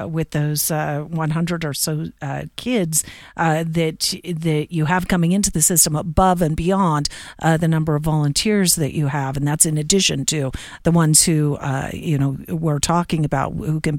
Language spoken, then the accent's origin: English; Washington, United States; now in Colorado Springs, United States; I'm from Washington State, so proving good things come from Washington State and landing in Colorado.